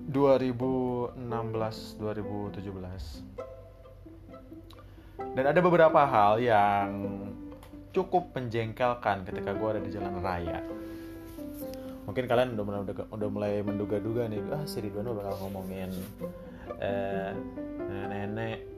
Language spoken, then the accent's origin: Indonesian; Cipanas, West Java, Indonesia; now in Jakarta, Indonesia; Yes, gue dari Cipanas, Kabupaten Cianjur.